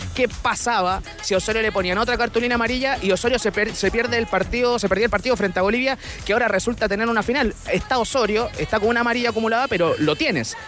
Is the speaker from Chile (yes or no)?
yes; San Antonio, Valparaíso, Chile; soy de San Antonio.